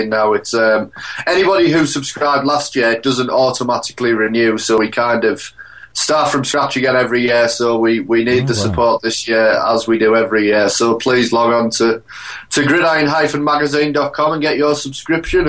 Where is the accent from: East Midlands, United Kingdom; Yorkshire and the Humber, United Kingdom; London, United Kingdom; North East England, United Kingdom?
North East England, United Kingdom; Hartlepool; I'm from Hartlepool, which is in the middle